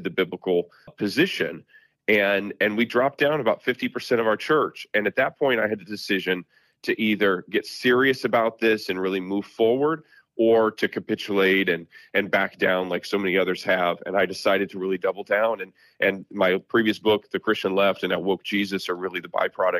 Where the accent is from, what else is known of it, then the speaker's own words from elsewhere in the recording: South Bend, Indiana, United States; growing up here and really, you know, now pastoring in my hometown in South Bend, Indiana